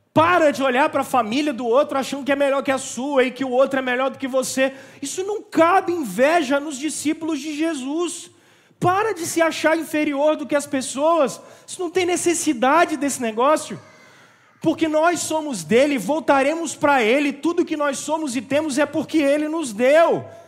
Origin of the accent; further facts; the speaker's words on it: Barbacena, Minas Gerais, Brazil; quando eu era criança em Barbacena